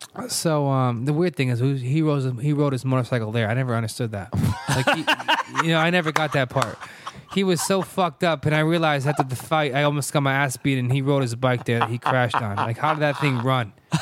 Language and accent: English; Manchester, Connecticut, United States; I'm from Manchester. He's from South Windsor. We never liked each other. Our towns, they hate each other.